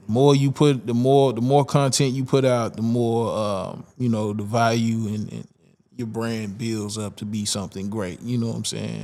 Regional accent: Dallas, Texas, United States; I grew up in Pleasant Grove. Yeah, man. The Grove. Grove, Grove side, 7 5

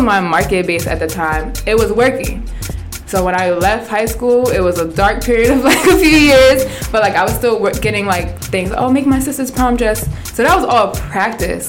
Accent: New Jersey, United States; also born or lived in Plainfield, New Jersey / Piscataway, New Jersey; I'm I'm Jersey born and raised

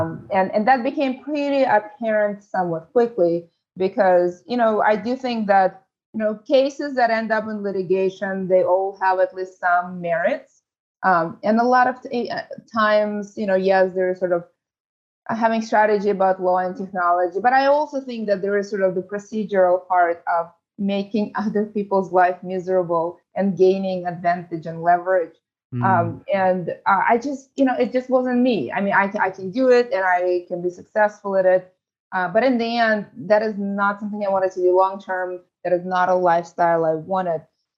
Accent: San Francisco, California, United States; I grew up in San Francisco. I know the city very well

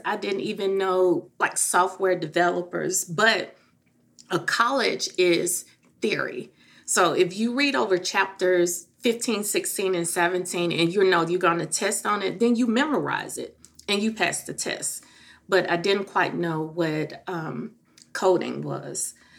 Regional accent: Memphis, Tennessee, United States; moved away; I am originally from Memphis

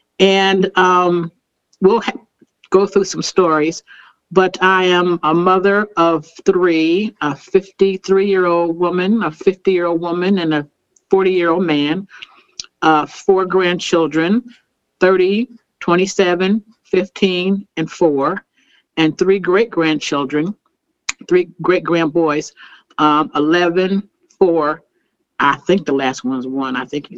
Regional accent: Harrisburg, Pennsylvania, United States; now in Indianapolis, United States; I'm from Pennsylvania, Harrisburg, and moved.

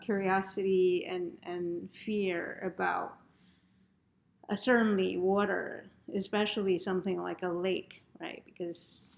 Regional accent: United States; as an American

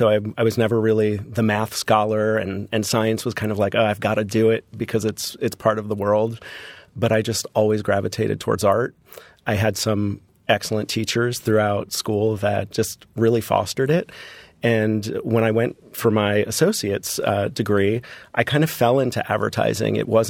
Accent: Florida, United States; And growing up in Florida, for me, a vacation was Disney.

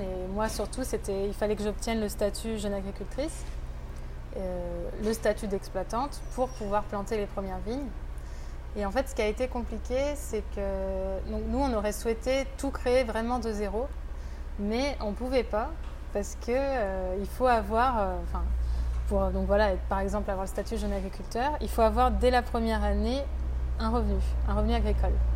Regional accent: France; je suis de Sessuel, donc voilà, j'ai grandi au village, c'est vraiment mon secteur

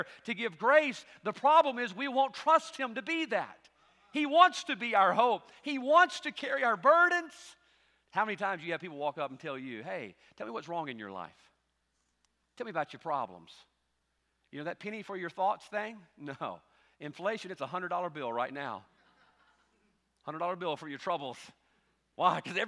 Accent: United States; as an American

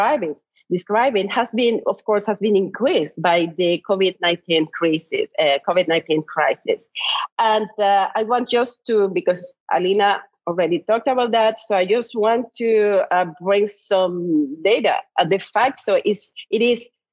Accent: Cuba; moved away as an adult; I was born in Cuba in the 1970s. I was raised in Cuba during the 1980s and the 1990s

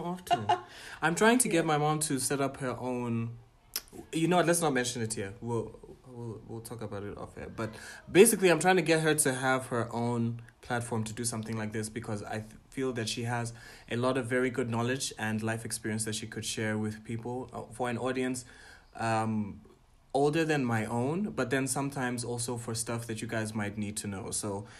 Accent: Botswana; I am a Ghanaian, Tanzanian, Pan-African entertainer, curator, and entrepreneur from Botswana.

